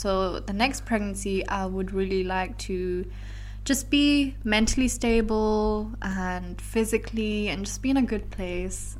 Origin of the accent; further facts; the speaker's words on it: London, United Kingdom; now in Belgium; my hometown is London